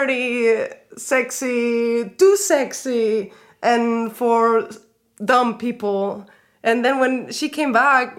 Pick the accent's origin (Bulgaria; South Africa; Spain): Spain; now in Berlin, Germany; I come from Spain. I grew up in Spain. All my whole family is Spanish.